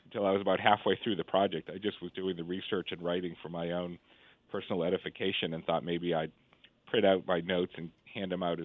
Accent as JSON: {"language": "English", "town": "Boston", "region": "Massachusetts", "country": "United States", "tie": "born or raised there", "said": "I grew up in Boston in the 1970s and 1980s"}